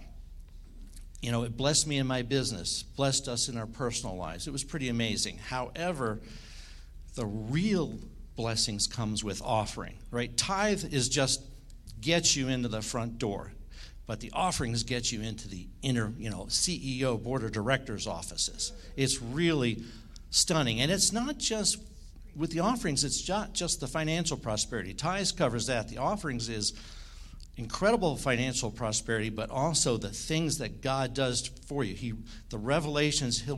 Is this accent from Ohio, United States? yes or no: no; Washington, District of Columbia, United States; I was born in Washington, D.C.